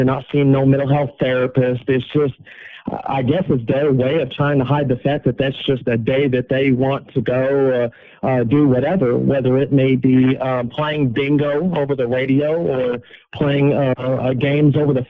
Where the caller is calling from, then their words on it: Carlisle, Indiana, United States; I'm calling from Wabash Valley Correctional Facility in Carlisle, Indiana.